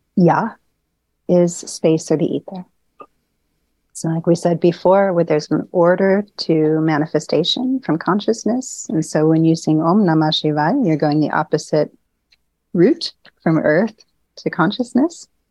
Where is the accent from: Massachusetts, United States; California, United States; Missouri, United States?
Missouri, United States; St. Louis; moved away as an adult; also born or lived in New Orleans; now in Austria; I was born in St. Louis